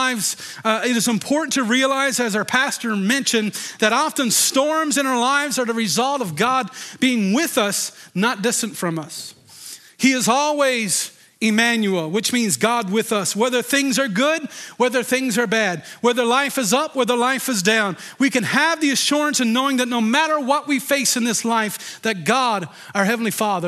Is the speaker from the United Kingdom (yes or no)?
no; Deer Lake, Newfoundland and Labrador, Canada; I grew up in Deer Lake, and you know, we used to go on skidoo and go ice fishing many, many times